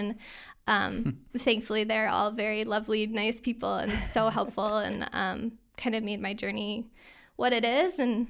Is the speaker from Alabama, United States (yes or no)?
no; New York, United States; now in Glens Falls, United States; So I grew up in the Capital Region just outside of Schenectady. And I actually spent my summers up in Lake George.